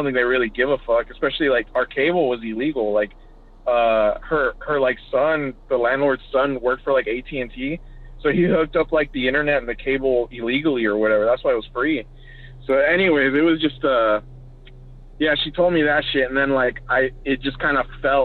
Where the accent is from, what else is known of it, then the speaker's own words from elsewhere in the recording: California, United States; moved away; also born or lived in Colorado; I'm from California. I moved back to my parents' house